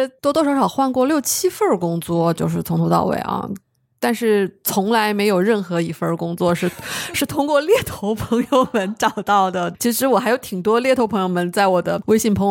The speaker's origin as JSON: {"language": "Chinese", "region": "Chongqing", "country": "China", "also_born_or_lived": "Harbin", "moved": "yes", "said": "我是重庆人。大学在哈尔滨念的，哈工大通信工程专业毕业的。"}